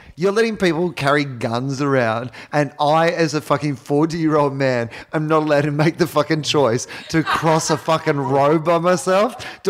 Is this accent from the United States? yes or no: no; Australia; as an Australian